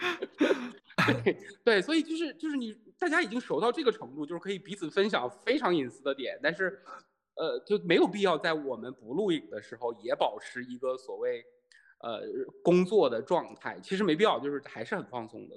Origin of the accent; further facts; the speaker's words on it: Tieling, Liaoning, China; now in Shanghai, China; 来自宇宙的尽头李雪琴的故乡赵本山口中的大城市铁岭